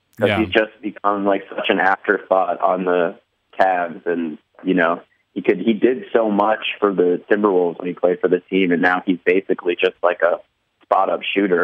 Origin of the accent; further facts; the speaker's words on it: Minnesota, United States; moved away as an adult; also born or lived in Albuquerque, New Mexico; now in Los Angeles, United States; I moved to Minnesota when I was a kid, so I don't think I was indoctrinated properly with Minnesota niceness.